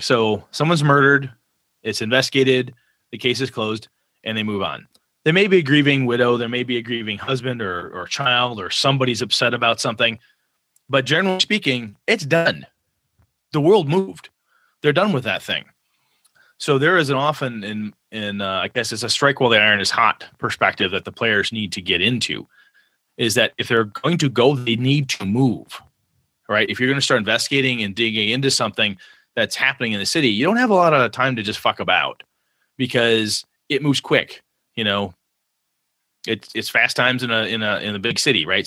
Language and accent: English; Wausau, Wisconsin, United States; now in Richland Center, United States; a small town like my hometown of Wausau, Wisconsin.